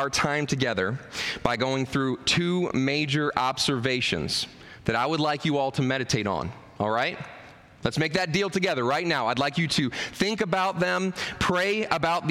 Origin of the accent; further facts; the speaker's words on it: Maryland, United States; now in New Richmond, United States; I'm actually from Maryland